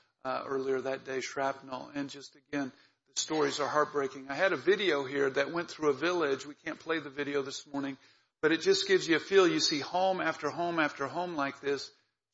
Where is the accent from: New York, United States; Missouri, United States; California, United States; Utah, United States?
Missouri, United States; Lee's Summit; I grew up here in the Kansas City area, Lee Summit